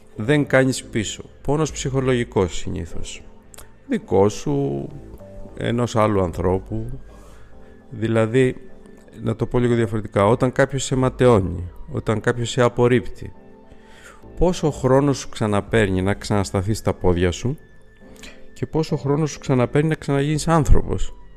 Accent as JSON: {"language": "Greek", "country": "Greece", "said": "είμαστε Έλληνες"}